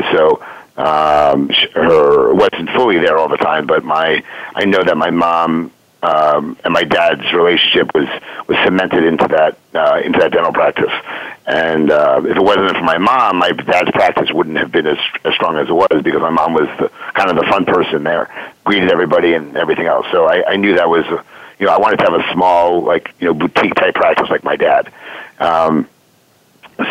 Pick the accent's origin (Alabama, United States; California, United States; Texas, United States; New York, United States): New York, United States; moved away as an adult; now in Philadelphia, United States; I was born and raised in New York.